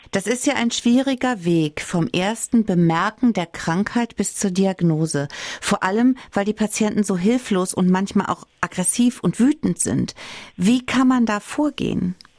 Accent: Saarland, Germany; Bei uns im Saarland

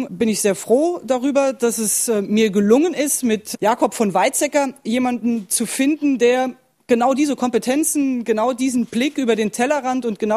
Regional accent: Saarland, Germany; bei uns im Saarland.

